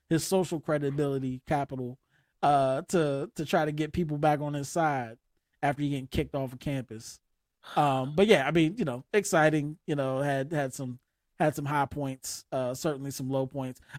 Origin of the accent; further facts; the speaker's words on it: Winston-Salem, North Carolina, United States; I'm from Winston, North Carolina.